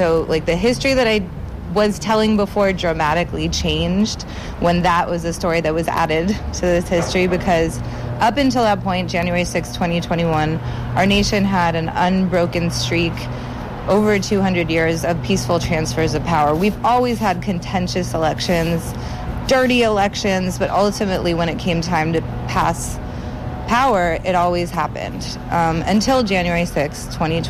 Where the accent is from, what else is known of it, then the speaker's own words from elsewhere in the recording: Washington, District of Columbia, United States; someone who lives here in this community, someone who grew up here, who loves my hometown